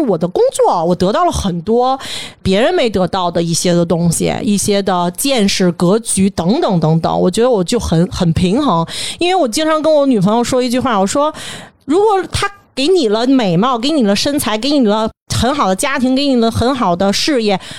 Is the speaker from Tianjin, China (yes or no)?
no; Beijing, China; 就是说，咱们北京人特别粗糙一句话